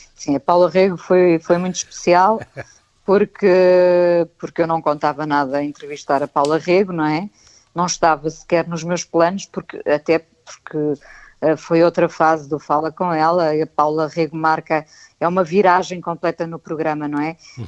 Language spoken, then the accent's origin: Portuguese; Vila do Conde, Norte, Portugal; also born or lived in Lisbon; eu e o meu irmão nascemos em Lisboa. E, portanto, okay. Eh, nós fomos para o norte, os meus pais voltaram para o norte, eu e o meu irmão fomos para o norte